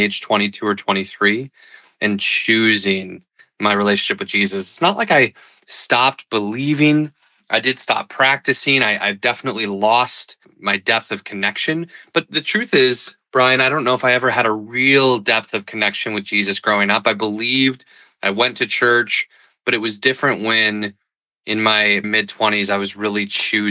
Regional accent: Milwaukee, Wisconsin, United States; moved away as an adult; also born or lived in Colorado Springs / San Francisco; I grew up in Milwaukee, Wisconsin. I live here now with my wife and two kids

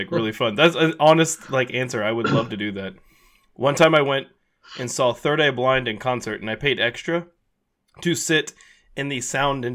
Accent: Texas, United States; I'm from Texas

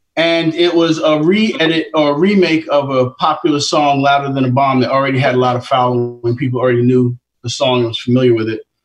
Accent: New York, United States; I grew up in Queens in Jamaica

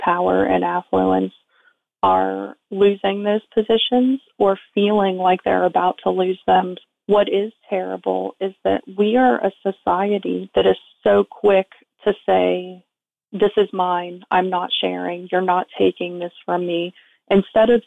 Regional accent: South Florida, United States; I was raised in South Florida

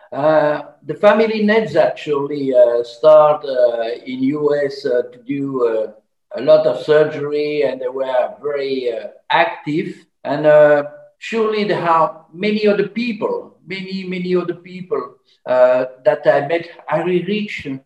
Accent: Belgium; I'm from Belgium

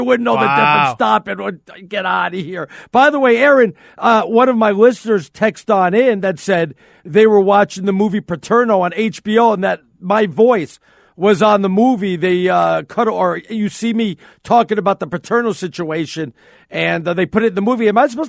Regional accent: New York, United States; I'm a New Yorker.

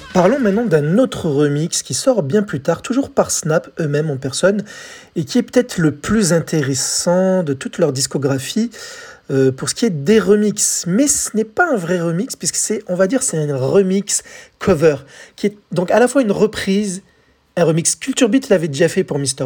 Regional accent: France; chez nous, en France

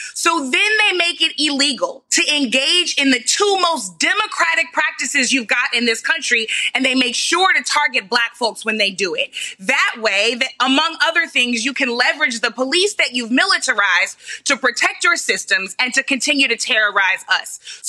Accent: St. Louis, Missouri, United States; my hometown, St. Louis

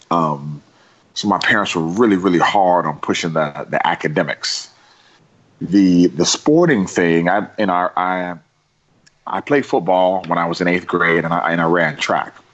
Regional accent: Miami, Florida, United States; also born or lived in Pennsylvania / Maryland; Well, I grew up in. I was raised in Miami, Florida, but we moved around a bit.

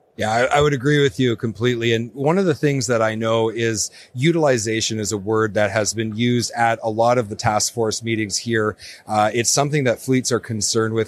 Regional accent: Northern Canada, Canada; I'm from Northern Canada

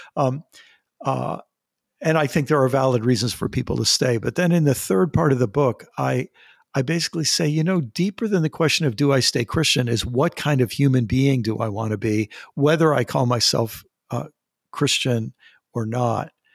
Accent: United States; I'm an American.

